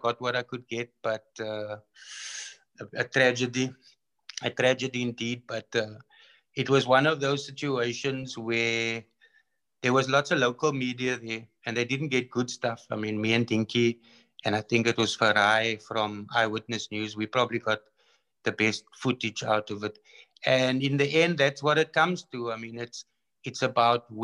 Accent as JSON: {"language": "English", "town": "Cape Town", "region": "Western Cape", "country": "South Africa", "tie": "born or raised there", "also_born_or_lived": "Iraq / Congo", "moved": "as an adult", "said": "I went from Athlone hostile environment to Iraq hostile environment to Congo hostile environment"}